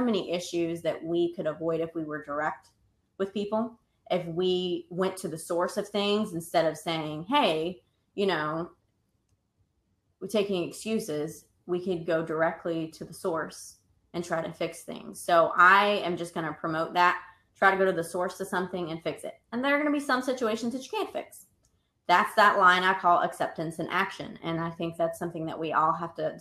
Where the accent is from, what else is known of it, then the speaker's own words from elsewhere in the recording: the South, United States; I'm from the South.